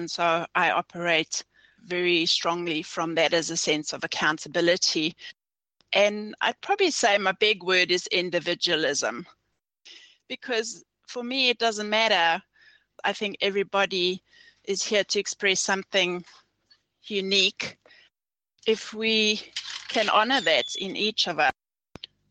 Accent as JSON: {"language": "English", "country": "South Africa", "tie": "born or raised there", "moved": "yes", "lives_now": "New Zealand", "said": "I was born in South Africa, and this was during the apartheid era."}